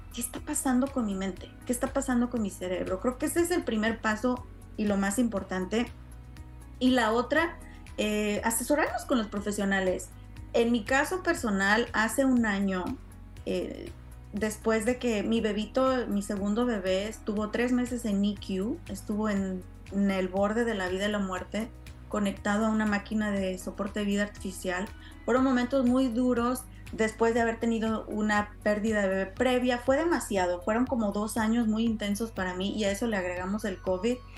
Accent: Mexico; now in United States; como latina criada en México

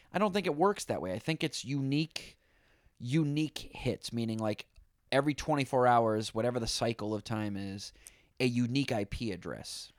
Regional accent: Boston, Massachusetts, United States; now in New York, United States; I'm from Boston, live in New York.

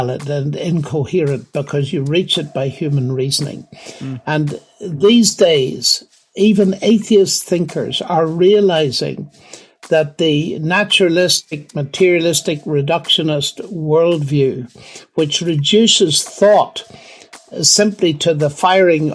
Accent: Northern Ireland, United Kingdom; now in Oxford, United Kingdom; growing up in Northern Ireland

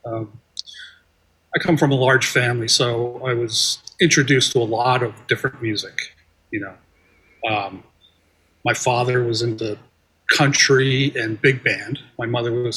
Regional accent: New Jersey, United States; I grew up in New Jersey

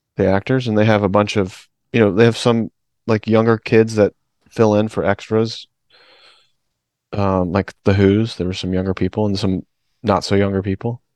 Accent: Alabama, United States; I was born in Alabama

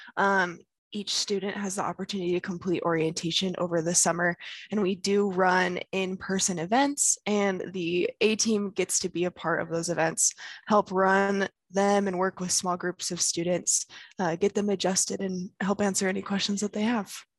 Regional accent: South Weber, Utah, United States; I'm from South Weber, Utah

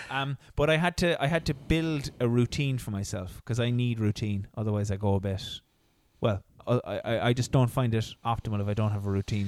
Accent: Ireland; as Irish people

